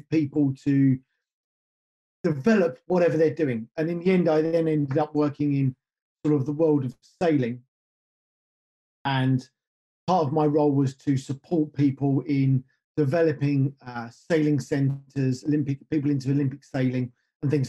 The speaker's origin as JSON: {"language": "English", "country": "United Kingdom", "tie": "born or raised there", "said": "I grew up just north of London"}